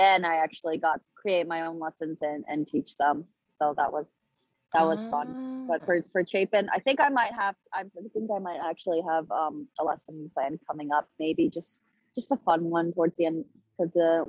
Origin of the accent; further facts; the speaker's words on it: Wuhu, Anhui, China; oh, I'm from Anhui province. And they'd ask me what city, and I'd say Wuhu.